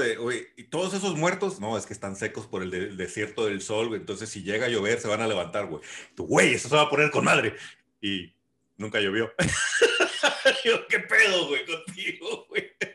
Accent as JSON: {"language": "Spanish", "country": "Mexico", "said": "Yo soy mexicano"}